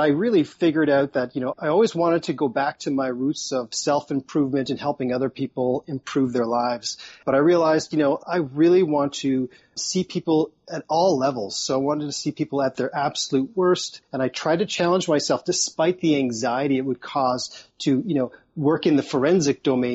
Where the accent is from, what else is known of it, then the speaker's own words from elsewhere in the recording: Toronto, Ontario, Canada; I've moved to a smaller part, basically a town, as opposed to I was from Toronto, which is the biggest city in Canada.